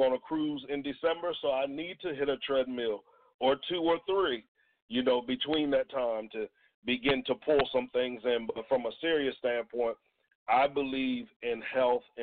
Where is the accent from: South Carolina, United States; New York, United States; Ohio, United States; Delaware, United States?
Delaware, United States; Georgetown; moved away; also born or lived in New Jersey; I am from a town called Georgetown, Delaware, which is in Sussex County